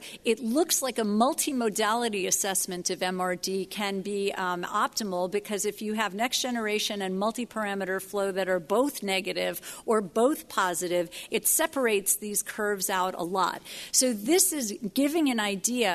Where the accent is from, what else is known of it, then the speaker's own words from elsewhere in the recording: New York, United States; As a New Yorker